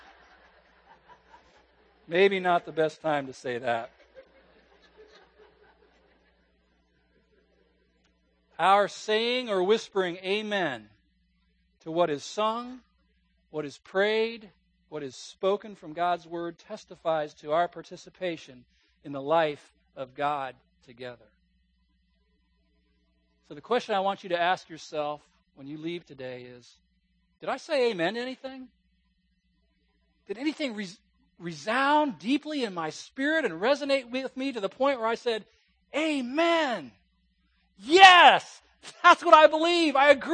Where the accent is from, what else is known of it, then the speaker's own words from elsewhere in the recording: West Coast, United States; moved away; also born or lived in Virginia; I grew up on the West Coast in a church where I heard a few amens every now and then